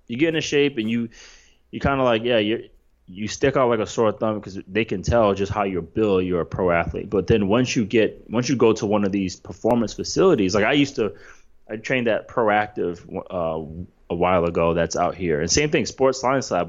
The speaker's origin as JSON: {"language": "English", "region": "East Coast", "country": "United States", "tie": "born or raised there", "said": "I grew up on the East Coast"}